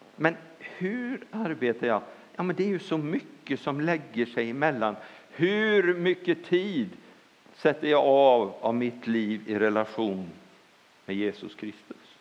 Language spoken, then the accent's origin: Swedish; Bohuslän, Västra Götaland, Sweden; jag är bohuslänning